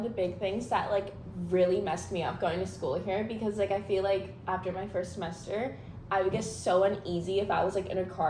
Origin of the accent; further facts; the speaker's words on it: New Jersey, United States; moved away as an adult; now in Washington, D.C., United States; we're from Jersey, so, like, we've gone to, like, New York a lot.